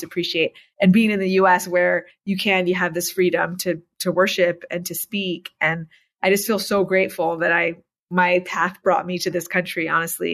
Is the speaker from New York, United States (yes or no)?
yes; New York, United States; also born or lived in Iran / Malawi; now in Utah, United States; I grew up mostly in New York.